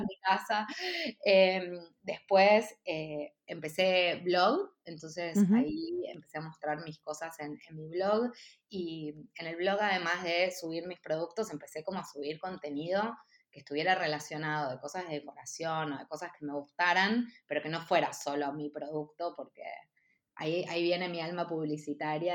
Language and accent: Spanish; Buenos Aires, Argentina; moved away as an adult; also born or lived in San Isidro / Mexico; nací en Buenos Aires, mm. em, en San Isidro. Después mis papás se separaron cuando yo era muy chiquita y me fui a vivir a Belgrano con mi mamá